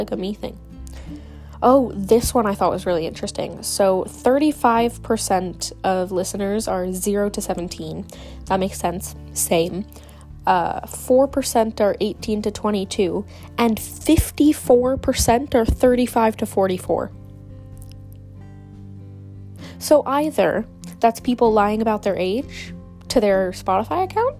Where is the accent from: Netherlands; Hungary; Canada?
Netherlands; I'm Dutch. I'm Dutch.